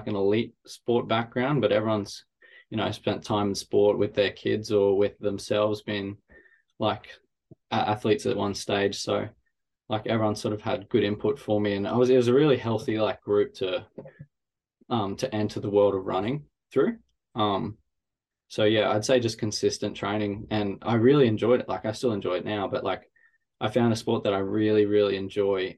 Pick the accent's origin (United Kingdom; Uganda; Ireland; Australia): Australia; Ipswich, Queensland; also born or lived in Brisbane; I was born in Brisbane, but I was like grew up my whole life in Ipswich